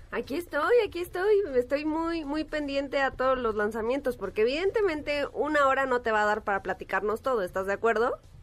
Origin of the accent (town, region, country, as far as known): Mexico